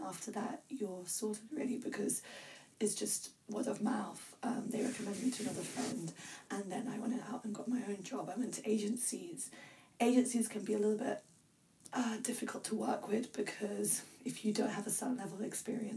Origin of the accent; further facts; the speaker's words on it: England, United Kingdom; I was brought up in the UK, and I'm English, technically